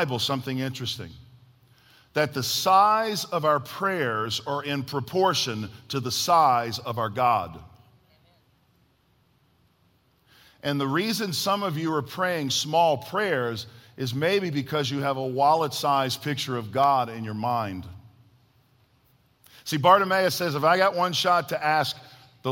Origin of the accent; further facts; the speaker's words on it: New Orleans area, South Louisiana, United States; I was raised in South Louisiana, New Orleans area.